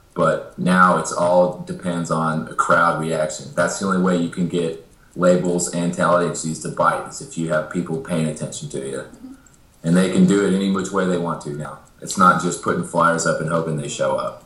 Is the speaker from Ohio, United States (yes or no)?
no; Amarillo, Texas, United States; moved away as an adult; also born or lived in Dallas, Texas; now in Nashville, United States; I grew up in Amarillo and I played country in Dallas for a couple years. And I had moved to Nashville